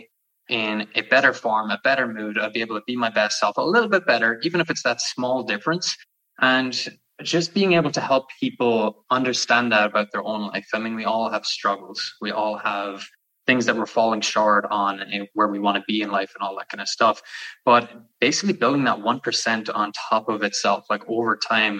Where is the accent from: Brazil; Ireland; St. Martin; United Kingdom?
Ireland; now in Canada; You could probably hear it in the accent, but I'm from Ireland. I'm living out in Canada.